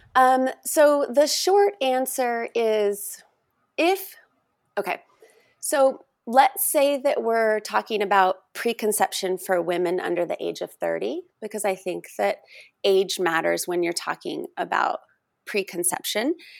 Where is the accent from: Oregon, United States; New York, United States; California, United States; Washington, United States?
Oregon, United States; moved away; also born or lived in Texas; Oregon, my home state